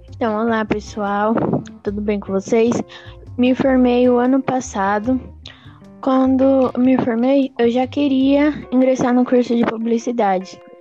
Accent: Jacareí, São Paulo, Brazil; eu sou natural de Jacareí

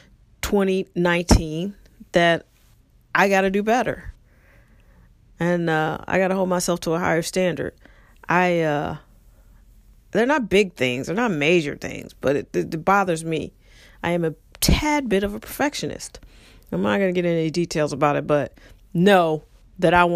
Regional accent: United States; the good old U.S. of A., which is my country. I love it. I love being an American citizen

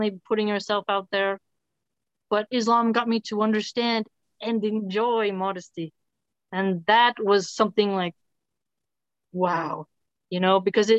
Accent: Philadelphia, Pennsylvania, United States; I grew up in Philly

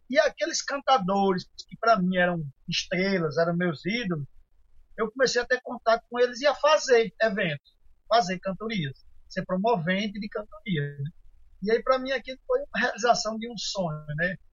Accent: Rio Grande do Norte, Brazil; Eu disse: Eu sou de Rio Grande do Norte, né?

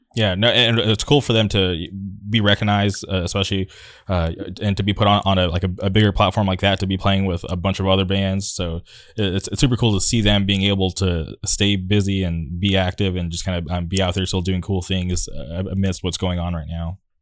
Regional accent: La Quinta, California, United States; I grew up in the city of La Quinta

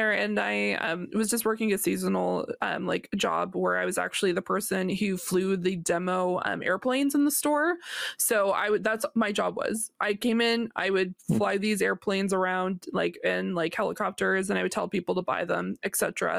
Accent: Nova Scotia, Canada; also born or lived in Ottawa, Ontario; we don't have like a team here in Nova Scotia.

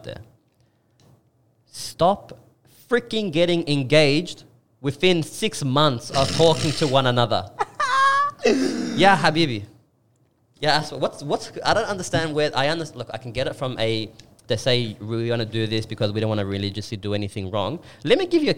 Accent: Australia; I'm more Australian than I am Turkish

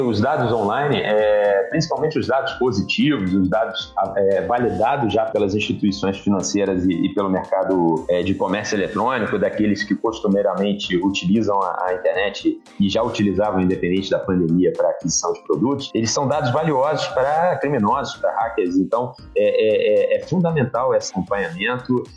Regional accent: Rio de Janeiro, Brazil; Sou carioca da gema, adoro a minha cidade, sou apaixonado por onde eu vivo

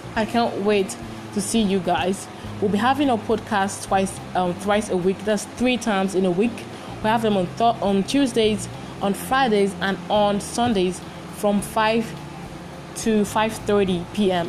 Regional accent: Ogun State, Nigeria; also born or lived in Imo State (ancestry); now in Lagos, Nigeria; I was born and bred in Lagos and Ogun State, respectively, and so I'm very fluent in Yoruba language.

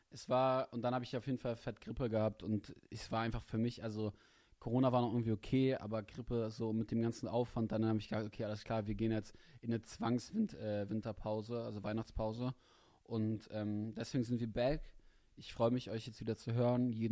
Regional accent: Hanover, Lower Saxony, Germany; accent: Hochdeutsch; Ich bin Hannoveraner, ich bin Hochdeutsch.

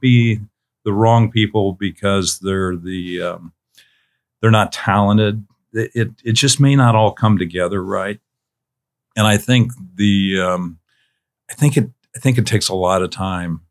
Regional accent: Missouri, United States; I grew up in Missouri

